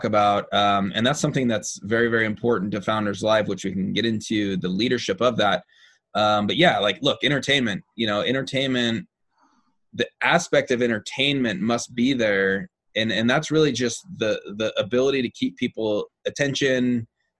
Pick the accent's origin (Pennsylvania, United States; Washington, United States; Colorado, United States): Washington, United States; Seattle; Seattle, Washington, which is my hometown area.